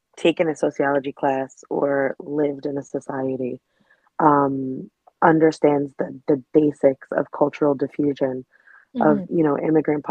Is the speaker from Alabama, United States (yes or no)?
no; New York City, New York, United States; I grew up in New York City